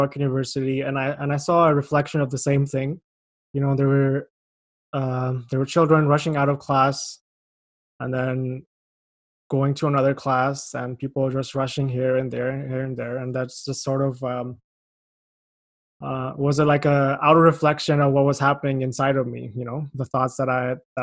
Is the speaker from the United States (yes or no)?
no; Pakistan; moved away as an adult; now in Canada; I'm from Pakistan